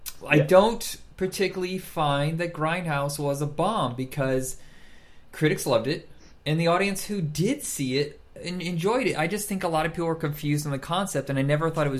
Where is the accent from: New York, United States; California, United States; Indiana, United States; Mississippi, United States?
Indiana, United States; Fort Wayne; moved away; when I grew up in Indiana and I lived in Fort Wayne